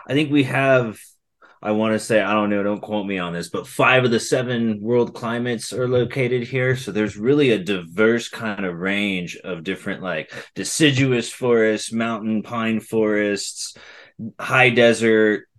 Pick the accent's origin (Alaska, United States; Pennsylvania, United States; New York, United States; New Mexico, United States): New Mexico, United States; Los Lunas; moved away; also born or lived in Oklahoma / Texas / Denver, Colorado; I grew up in Albuquerque in Las Lunas, which is a little town to the south.